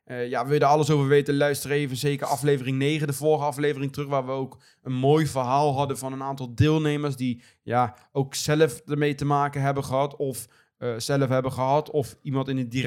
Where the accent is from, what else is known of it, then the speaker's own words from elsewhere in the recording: Netherlands; Vooral als Nederlander